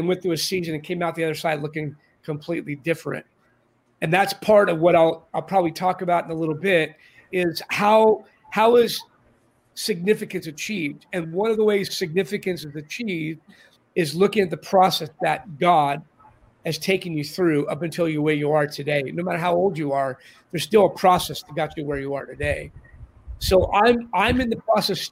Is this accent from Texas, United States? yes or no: no; Orange County, California, United States; now in San Diego, United States; I grew up in Orange County in the 60s and 70s and came back after many years gone